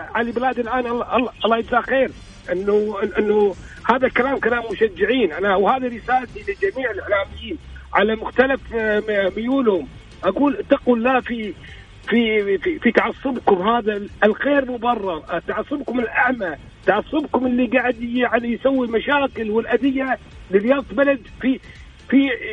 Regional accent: Kuwait; انا ككويتي يعني كمواطن كويتي قبل ما اكون اعلامي

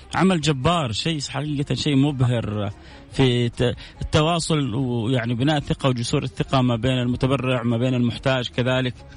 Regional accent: Saudi Arabia; بلدنا الغالية حتى إحنا ربما كسعوديين

